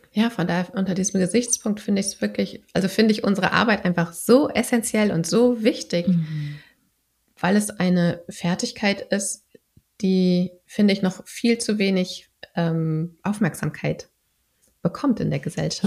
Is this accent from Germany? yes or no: yes; Berlin, Germany; Ich komme aus Berlin.